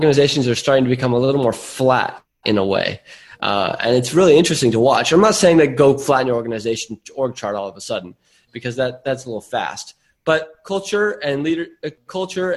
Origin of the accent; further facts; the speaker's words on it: Silicon Valley, California, United States; now in Byron Bay, Australia; I grew up in Silicon Valley, so this is in my blood.